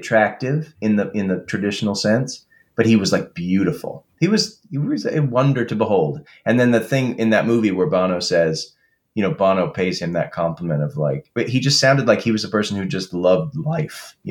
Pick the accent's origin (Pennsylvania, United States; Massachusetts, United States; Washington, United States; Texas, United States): Massachusetts, United States; Boston; I'm from Boston